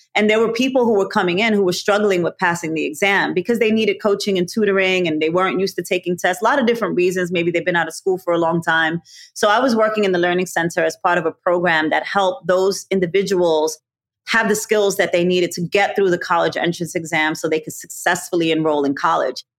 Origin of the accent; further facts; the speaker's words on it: New York City, New York, United States; also born or lived in Bronx; I'm a native from New York City. I was born and raised in Brooklyn.